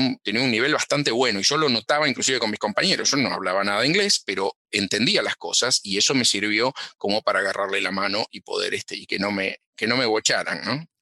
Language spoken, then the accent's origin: Spanish; Cañuelas, Buenos Aires Province, Argentina; moved away as an adult; now in United States; yo nací en Cañuelas, sí, sí, sí, nací en Cañuelas